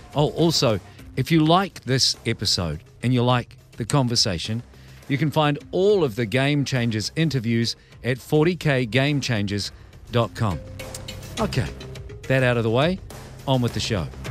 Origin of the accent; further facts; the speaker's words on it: New Zealand; I'm a Kiwi